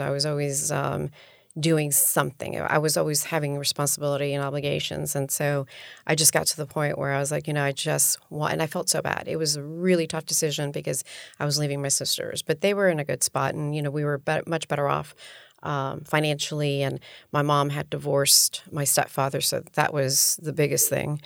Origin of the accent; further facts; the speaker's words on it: Miami, Florida, United States; also born or lived in New York City / Colombia; I'm from Miami